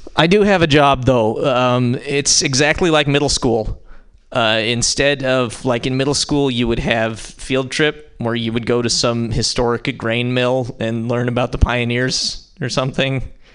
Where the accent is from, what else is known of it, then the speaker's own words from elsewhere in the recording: Montana, United States; now in San Francisco, United States; I'm from Montana, but I live in San Francisco